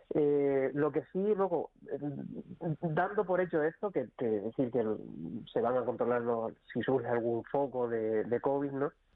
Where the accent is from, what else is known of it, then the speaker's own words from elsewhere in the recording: Icod de los Vinos, Canary Islands, Spain; moved away; yo soy de cerca de la Isla Baja, de, de Inco de los Vinos, y claro, eh, no, no vivo allí